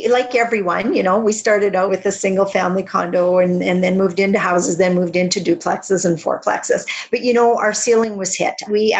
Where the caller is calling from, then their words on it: Regina, Saskatchewan, Canada; I am in Regina, Saskatchewan, which is central Canada.